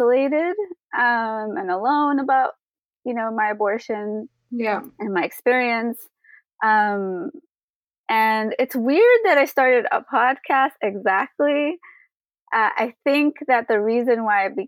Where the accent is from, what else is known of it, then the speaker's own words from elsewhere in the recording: New York City, New York, United States; now in Florida, United States; I am actually from New York City. I was born and raised there